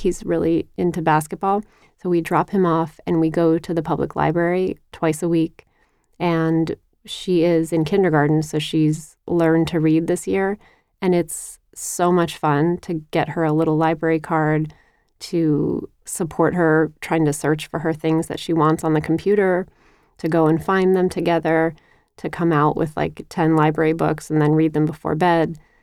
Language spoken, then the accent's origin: English; United States; now in Paris, France; as an American living abroad